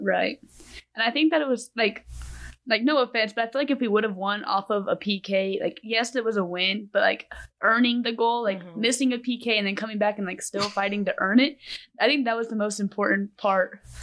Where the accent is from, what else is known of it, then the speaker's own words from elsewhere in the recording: Amarillo, Texas, United States; I am from Amarillo, Texas.